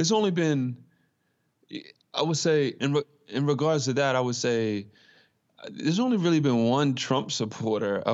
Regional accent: Baltimore, Maryland, United States; I'm from Baltimore, Maryland

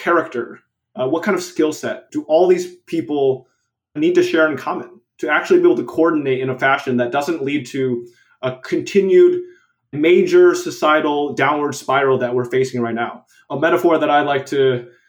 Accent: United States; I was born in America

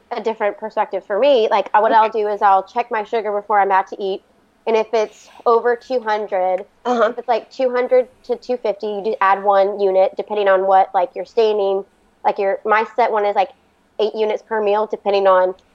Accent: Florida, United States; also born or lived in Virginia; So we're actually originally from Florida, but we've lived in Virginia for the past 13 years.

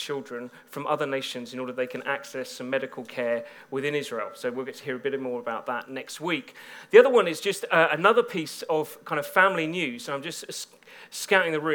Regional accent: Bedford, East of England, United Kingdom; now in Birmingham, United Kingdom; I come from Bedford

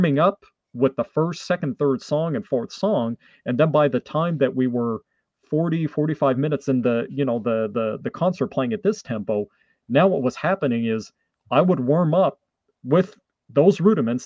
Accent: Canada; first language French; English is a second language; my first language is French from Canada

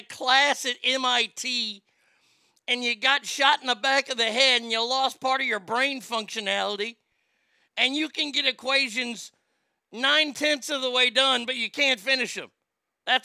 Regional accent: Texas, United States; I'm from Texas

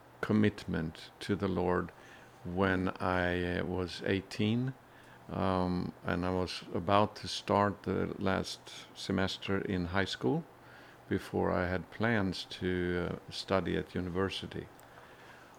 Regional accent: Sweden; I was born in Sweden and grew up in a Christian home

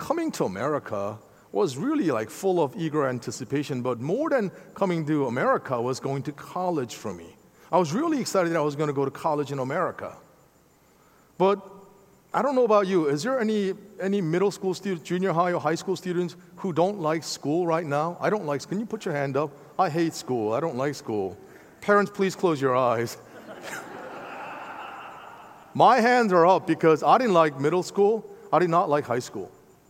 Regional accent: Philadelphia, Pennsylvania, United States; Trust me, I'm from Philadelphia. I know what it means to lose.

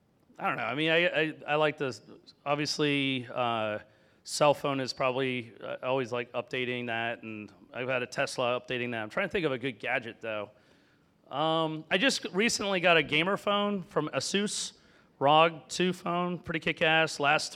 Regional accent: Florida, United States; I grew up in Florida with a lot of animals.

